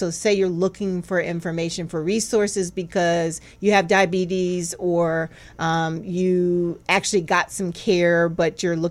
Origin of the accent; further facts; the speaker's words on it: North Carolina, United States; moved away; I grew up in North Carolina mm-hmm. and I love growing up in North Carolina